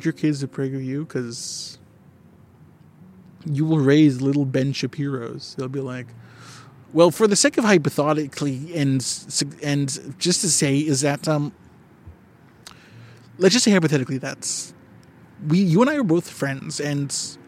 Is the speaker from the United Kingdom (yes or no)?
no; Canada; I'm a Canadian.